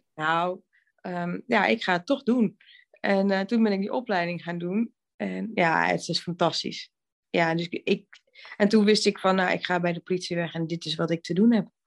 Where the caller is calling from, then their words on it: Veessen, Gelderland, Netherlands; Ik bel vanuit Vezen en ik zit hier heerlijk voor mijn kacheltje eh, in de woonkamer.